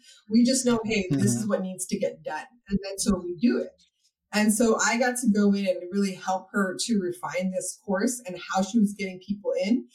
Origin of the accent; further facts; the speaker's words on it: Hawaii, United States; moved away as an adult; now in Texas, United States; I'm actually originally from Hawaii, and that's where my business started. And then I moved out to Texas